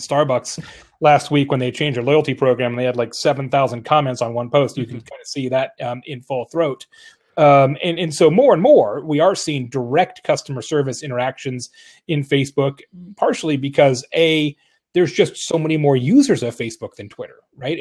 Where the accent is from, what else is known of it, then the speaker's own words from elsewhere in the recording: Arizona, United States; moved away; from Arizona originally